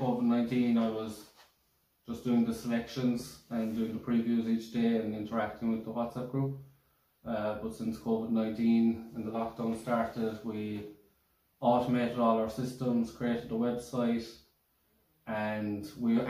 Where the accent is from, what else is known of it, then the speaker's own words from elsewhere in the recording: Killarney, Munster, Ireland; I'm from Killarney